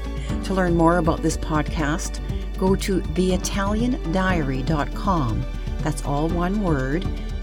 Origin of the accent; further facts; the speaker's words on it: Canada; moved away as an adult; now in Italy; as a child growing up in Canada in a large Italian family, and now as a Canadese or Canadian, also living in Italy with my husband.